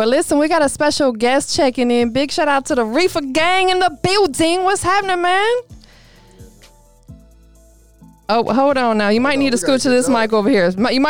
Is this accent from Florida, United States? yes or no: yes; Tampa, Florida, United States; also born or lived in Clearwater, Florida; that's my hometown area as well. I was born in Tampa, grew up in there, but I graduated from Clearwater, moved back to Tampa, you know, kind of moved around and everything like that.